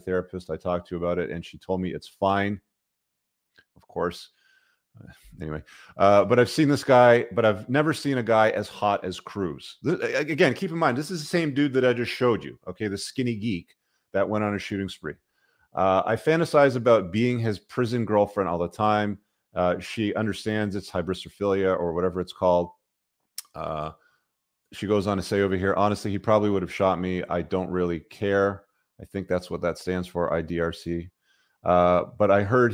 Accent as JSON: {"language": "English", "country": "Canada", "said": "I'm Canadian"}